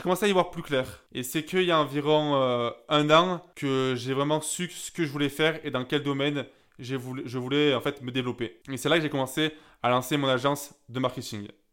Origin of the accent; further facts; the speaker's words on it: Gap, Provence-Alpes-Côte d'Azur, France; à Gap, là où j'ai grandi